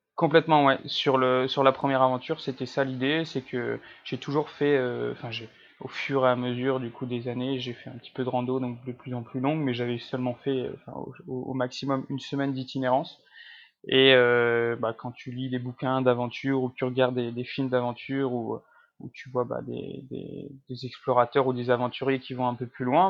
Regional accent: Lille, Hauts-de-France, France; also born or lived in Paris, France; Je suis originaire de, de Lille

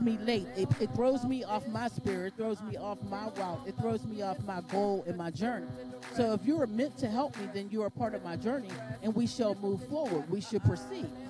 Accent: Pittsburgh, Pennsylvania, United States; we're from Pittsburgh and we're underground artists.

